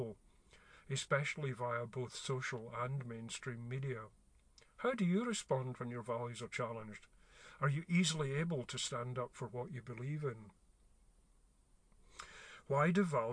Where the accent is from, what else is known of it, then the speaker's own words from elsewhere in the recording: Glasgow, Scotland, United Kingdom; I grew up in Glasgow in the 60s